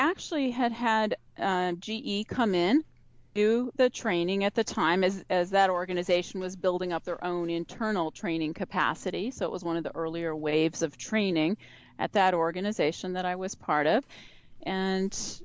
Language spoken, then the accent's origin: English; Michigan, United States; moved away; also born or lived in New York City; I grew up in Michigan, and my father was a mechanical engineer for the auto industry at General Motors